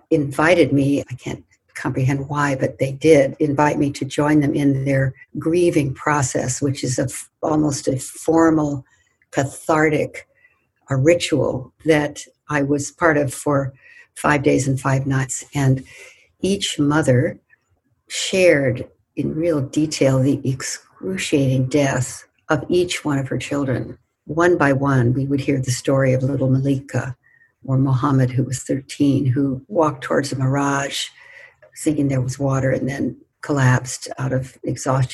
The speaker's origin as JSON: {"language": "English", "country": "United States", "said": "I was white and from the United States"}